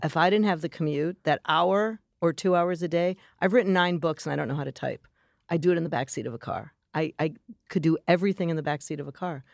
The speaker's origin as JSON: {"language": "English", "town": "Chicago", "region": "Illinois", "country": "United States", "said": "I'm from Chicago"}